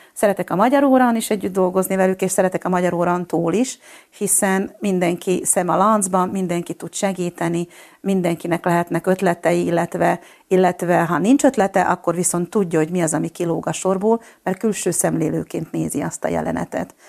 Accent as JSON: {"language": "Hungarian", "country": "Slovakia", "tie": "born or raised there", "also_born_or_lived": "Budapest", "accent": "Palóc", "lives_now": "Fiľakovo, Slovakia", "said": "én egy kis faluból Csalkanyha az arról származom"}